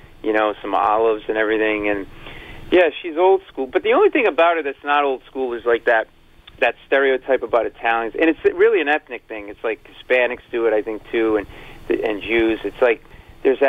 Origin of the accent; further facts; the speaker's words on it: Providence, Rhode Island, United States; We grew up in Rhode Island in Providence.